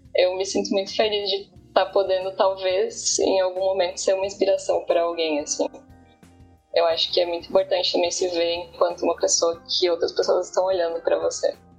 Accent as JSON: {"language": "Portuguese", "town": "Bento Gonçalves", "region": "Rio Grande do Sul", "country": "Brazil", "tie": "born or raised there", "also_born_or_lived": "Santa Maria", "moved": "as an adult", "lives_now": "Santa Catarina, Brazil", "said": "eu sou do Rio Grande do Sul e passei uma boa parte da minha vida lá. É, eu, eu nasci em Bento Gonçalves"}